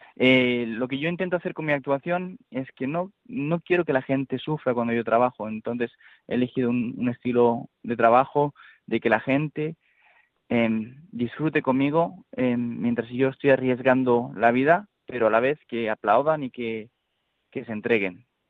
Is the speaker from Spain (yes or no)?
yes; Spain